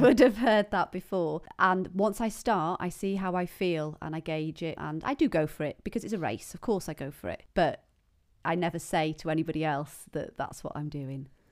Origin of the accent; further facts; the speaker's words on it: Penmachno, Wales, United Kingdom; I grew up in Pamachnoch.